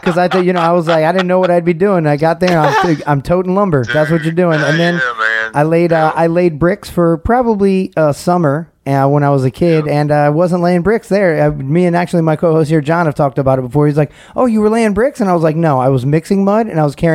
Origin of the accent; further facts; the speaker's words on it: Cobb County, Georgia, United States; also born or lived in St. Louis, Missouri; I grew up, I did all my formative growing up there. I went to a graduate of Lassiter High School out of Cobb County